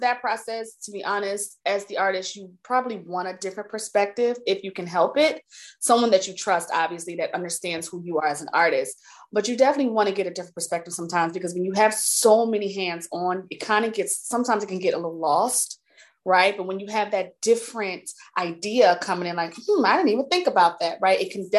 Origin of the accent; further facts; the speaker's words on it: New Jersey, United States; also born or lived in Maryland / West Coast; But as I got older, and when I moved to Maryland, so I'm originally from New Jersey.